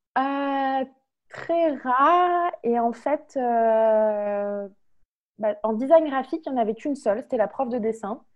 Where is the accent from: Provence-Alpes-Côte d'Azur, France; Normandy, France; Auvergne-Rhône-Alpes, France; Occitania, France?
Auvergne-Rhône-Alpes, France; Lyon; moved away as an adult; also born or lived in Toulouse; Je viens de Lyon, je suis née à Lyon.